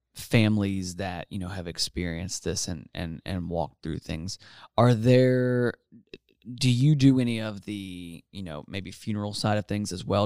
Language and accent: English; Mid-Atlantic, United States; now in Gainesville, United States; I'm from the Mid-Atlantic